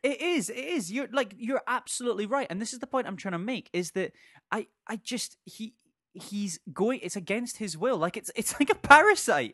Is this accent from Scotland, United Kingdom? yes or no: yes; Scotland, United Kingdom; as an eight-year-old growing up in Scotland